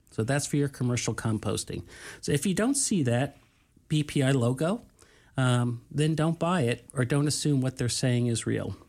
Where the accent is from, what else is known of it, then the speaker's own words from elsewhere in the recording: New York, United States; I'm from New York